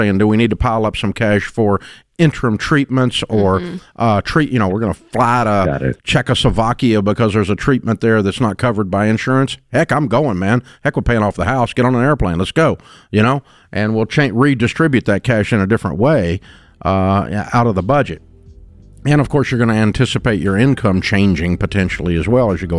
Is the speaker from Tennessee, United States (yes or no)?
yes; Maryville, Tennessee, United States; I was born in Merville